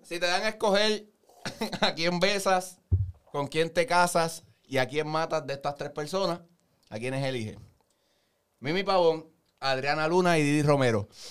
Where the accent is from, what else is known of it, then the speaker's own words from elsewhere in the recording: Puerto Rico; nacimos en Puerto Rico, nos criamos aquí